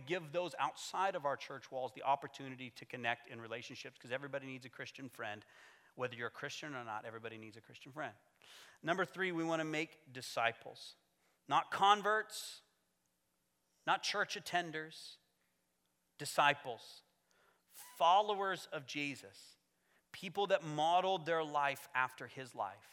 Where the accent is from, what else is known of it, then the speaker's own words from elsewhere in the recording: United States; moved away; my home country